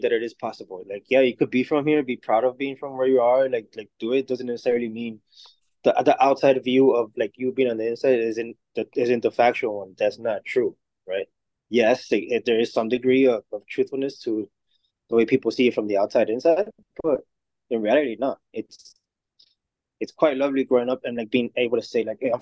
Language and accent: English; Chicago, Illinois, United States; also born or lived in Mexico; I'm also a product of the neighborhood